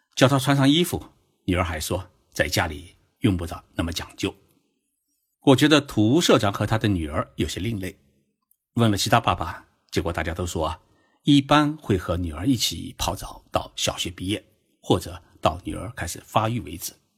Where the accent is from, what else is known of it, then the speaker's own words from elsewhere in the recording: China; now in Japan; 我们中国人由于过去缺少温泉，没有日本的这种生后的温泉的文化，因此呢，习惯于淋浴